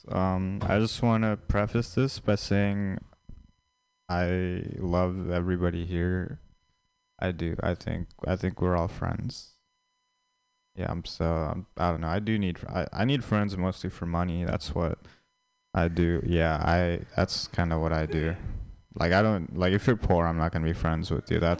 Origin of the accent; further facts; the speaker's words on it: India; yeah, I'm Indian, but I feel like I feel like Indian people they aren't seen as like traditionally attractive